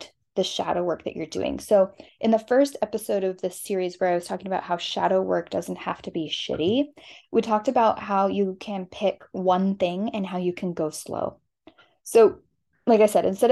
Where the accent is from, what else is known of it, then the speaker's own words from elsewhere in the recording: Southwest, United States; I'm from the Southwest